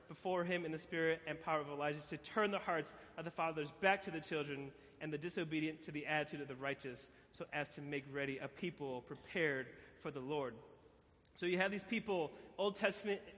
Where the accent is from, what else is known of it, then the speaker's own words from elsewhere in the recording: Chicago, Illinois, United States; I'm from Chicago